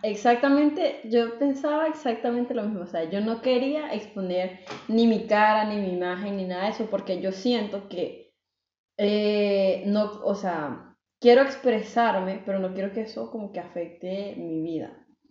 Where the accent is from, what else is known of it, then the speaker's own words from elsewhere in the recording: El Salvador; now in Belgium; vivo también en Bélgica, soy de El Salvador